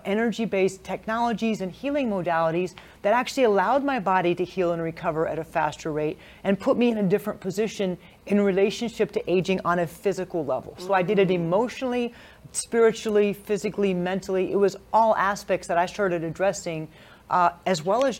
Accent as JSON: {"language": "English", "region": "California", "country": "United States", "tie": "born or raised there", "also_born_or_lived": "Hawaii", "said": "I was born in California, lived in Hawaii, and moved back to California for the rest of my elementary and high school years."}